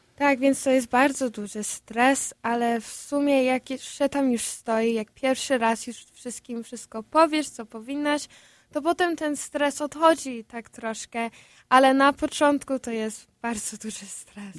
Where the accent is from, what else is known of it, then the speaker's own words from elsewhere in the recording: Chicago, Illinois, United States; ja właśnie się urodziłam tutaj w Stanach Zjednoczonych